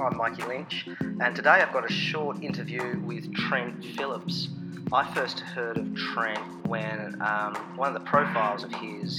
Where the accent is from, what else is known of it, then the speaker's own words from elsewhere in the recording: Hobart, Tasmania, Australia; Hobart skating spots. That was just really great to see my hometown suddenly pop up